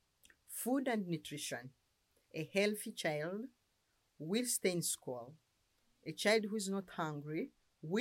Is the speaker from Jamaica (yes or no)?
no; Uganda; I come from Uganda. I live in Kampala